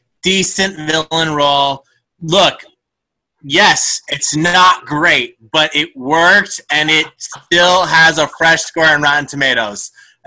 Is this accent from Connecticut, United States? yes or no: yes; Naugatuck, Connecticut, United States; born or raised there